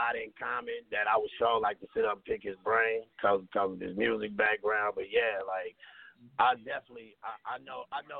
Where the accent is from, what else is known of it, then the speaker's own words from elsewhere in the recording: Fort Smith, Arkansas, United States; my hometown, Fort Smith